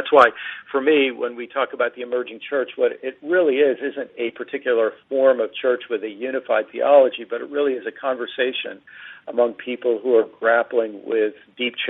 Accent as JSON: {"language": "English", "region": "East Coast of the U.S.", "country": "United States", "tie": "born or raised there", "said": "I grew up in the East Coast of the U.S."}